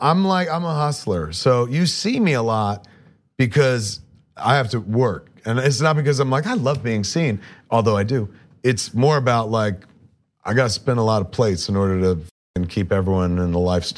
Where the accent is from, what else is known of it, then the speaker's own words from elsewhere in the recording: East Coast, United States; I used to listen to Stern all the time because I grew up on the East Coast.